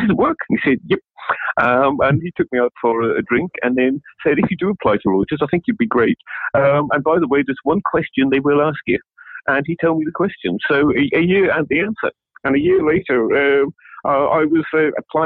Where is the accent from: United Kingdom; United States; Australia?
United Kingdom; County Down, Northern Ireland; moved away; also born or lived in Berlin; I was born in County Down